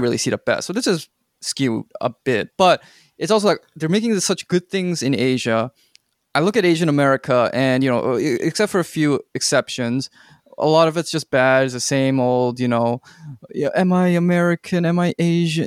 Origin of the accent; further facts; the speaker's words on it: Canada; moved away as an adult; also born or lived in United States / South Korea; I was born and raised in Canada